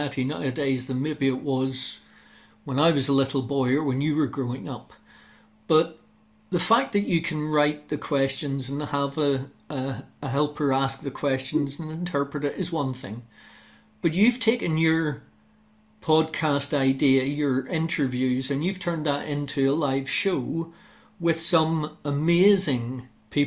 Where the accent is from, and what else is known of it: Western Australia, Australia; born or raised there